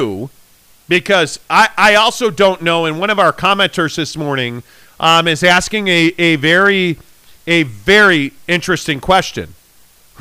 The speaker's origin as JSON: {"language": "English", "town": "Chicago", "region": "Illinois", "country": "United States", "tie": "born or raised there", "said": "I grew up in Chicago."}